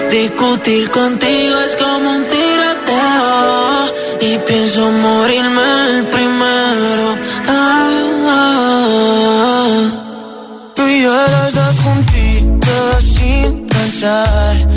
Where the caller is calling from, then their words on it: Fuerteventura, Canary Islands, Spain; Soy … desde Fuerteventura.